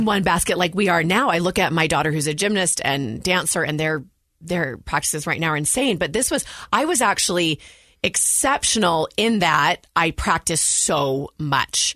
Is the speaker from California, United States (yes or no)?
yes; Walnut Creek, California, United States; moved away as an adult; now in Utah, United States; I grew up in the San Francisco Bay Area, Walnut Creek, California